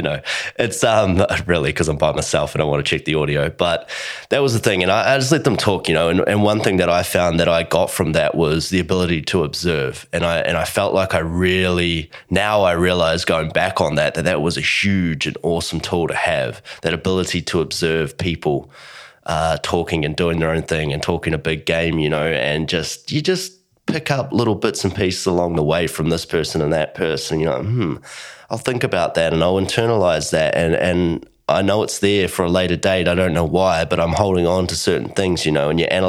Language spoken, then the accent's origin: English; Blenheim, Marlborough, New Zealand; moved away as an adult; now in Australia; I moved to Australia, so growing up in New Zealand, really small town, you know, there's not a lot going on, but it was cool. It was a really nice place, beautiful part of the world. And that is Blenheim, New Zealand